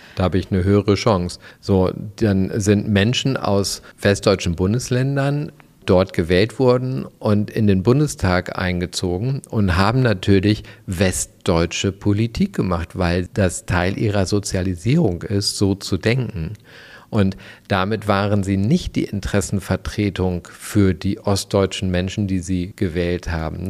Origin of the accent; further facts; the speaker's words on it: West Germany, Germany; ich bin ja Wessi